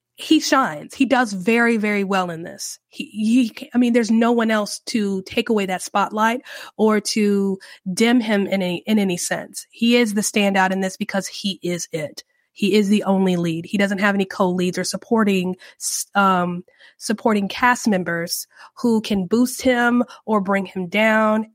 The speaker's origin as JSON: {"language": "English", "country": "United States", "said": "I love being an American. I, I love my country"}